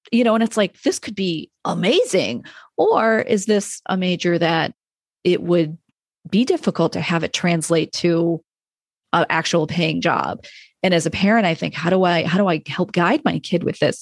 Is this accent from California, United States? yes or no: no; Rochester, New York, United States; moved away; I'm from New York State and I went to a state school